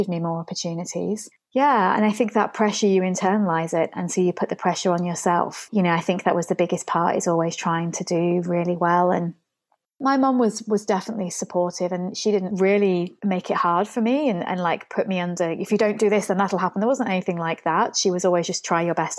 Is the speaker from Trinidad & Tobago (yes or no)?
no; England, United Kingdom; Where I grew up in England